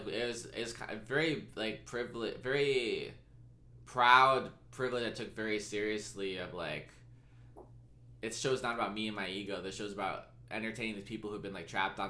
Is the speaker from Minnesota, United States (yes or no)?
no; San Diego, California, United States; now in Los Angeles, United States; I grew up in San Diego, but I didn't grow up with military people in my family besides, like, grandparents